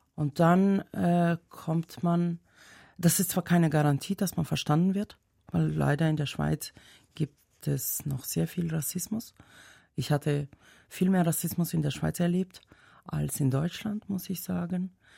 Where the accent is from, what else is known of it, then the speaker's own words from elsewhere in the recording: Dushanbe, Tajikistan; first language Tajik; German is a second language; moved away as an adult; also born or lived in Germany; now in Switzerland; Ich komme ja aus der Hauptstadt, Dushanbe